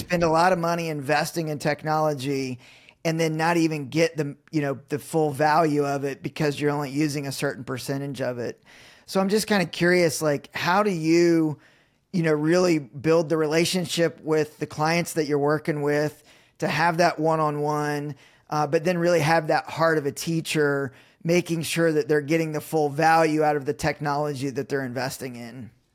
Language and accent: English; Indiana, United States; I'm still in Indiana, so born and raised, it's, it's, it's, it's my roots